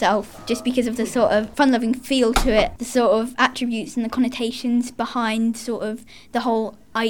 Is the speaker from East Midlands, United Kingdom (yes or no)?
yes; Leicester, East Midlands, United Kingdom; I'm from Leicester.